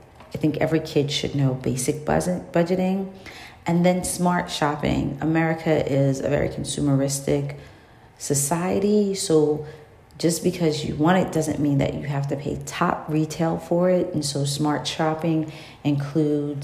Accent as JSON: {"language": "English", "town": "New York City", "region": "New York", "country": "United States", "tie": "born or raised there", "said": "as a child growing up in New York City"}